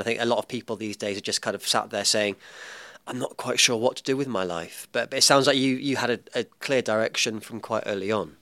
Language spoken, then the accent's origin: English; England, United Kingdom; now in New Zealand; I am an Englishman in New Zealand